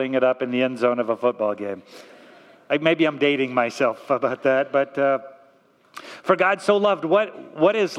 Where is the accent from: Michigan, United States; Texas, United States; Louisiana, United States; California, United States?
California, United States; Torrance; I was raised in Torrance, not too far from here